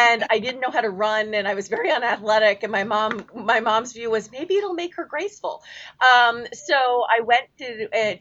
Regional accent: New York City, New York, United States; I am a born and bred New Yorker. I'm one of the few, I think, that can say that. I grew up down in the West Village

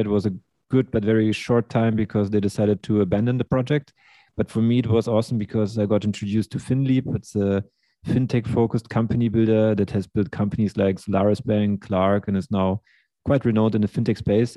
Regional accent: Germany; also born or lived in Russia; I'm from Russia. Grew up in Germany.

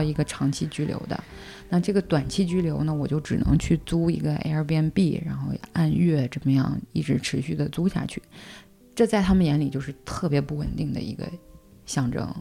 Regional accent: China; moved away as an adult; now in France; 我是中国人，然后我儿子也是中国人

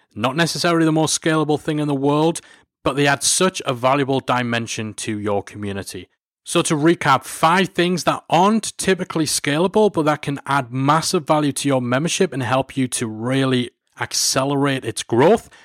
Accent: Newcastle upon Tyne, North East England, United Kingdom; my hometown, Newcastle-upon-Tyne

